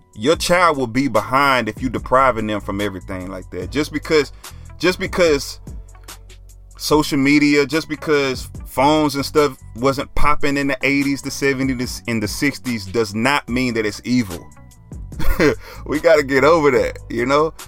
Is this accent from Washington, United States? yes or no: no; Dallas, Texas, United States; I'm from Oak Cliff